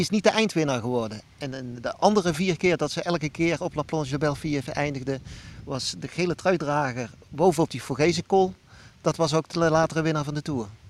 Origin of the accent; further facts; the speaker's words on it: Netherlands; als Nederlander